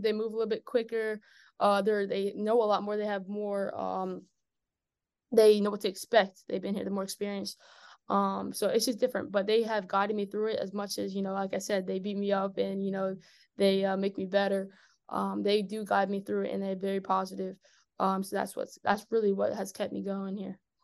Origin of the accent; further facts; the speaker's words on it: Maryland, United States; I was eight when I moved to Maryland